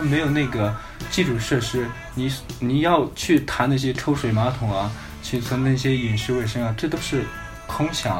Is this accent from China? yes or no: yes; Henan, China; 为自己的家乡，为，呃，为河南